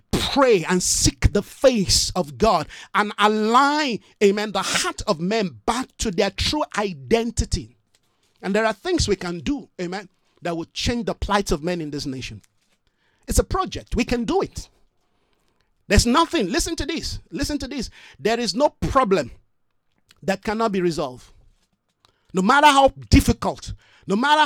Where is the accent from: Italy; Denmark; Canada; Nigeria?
Nigeria; moved away as an adult; now in South Africa